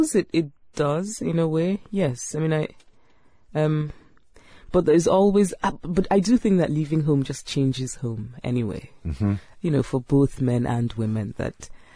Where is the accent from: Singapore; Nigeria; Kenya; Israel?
Nigeria; moved away as an adult; now in United States; I grew up in Nigeria, grew up in a university town, had a very happy childhood. But then I left Nigeria